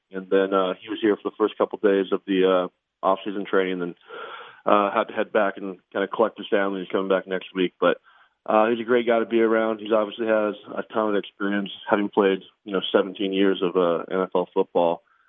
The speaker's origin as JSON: {"language": "English", "country": "Canada", "tie": "born or raised there", "lives_now": "United States", "said": "In Canada, it's kind of everyone's team is the Blue Jays."}